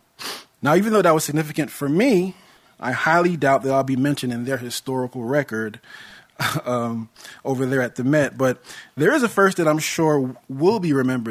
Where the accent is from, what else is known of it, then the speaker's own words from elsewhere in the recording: United States; I was born in America and hold my citizenship here